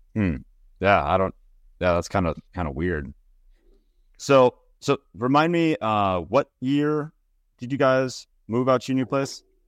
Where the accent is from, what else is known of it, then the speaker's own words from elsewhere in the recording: Minnesota, United States; now in Pacific Northwest, United States; we're from Minnesota